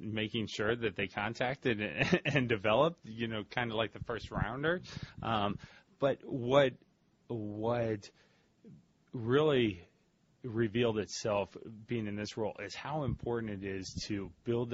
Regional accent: St. Louis, Missouri, United States; moved away as an adult; now in Ohio, United States; I'm from St. Louis originally, went to Ohio State, and I have not gone back to Missouri since

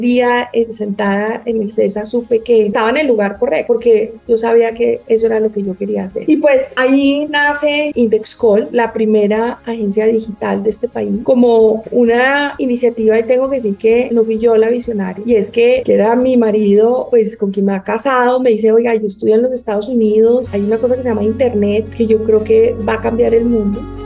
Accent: Bogotá, Colombia; nosotros somos muy de Bogotá y, no sé, mi tatarabuelo por allá ya nació en Bogotá

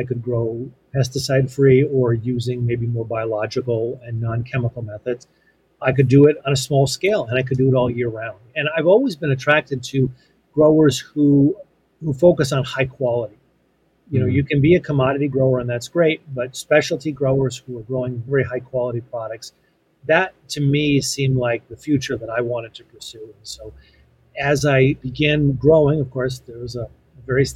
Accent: Western Massachusetts, United States; I grew up in Western Massachusetts on a small family farm

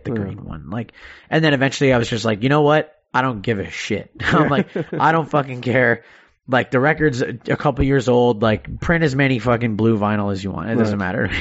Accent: Canada; I'm Canadian

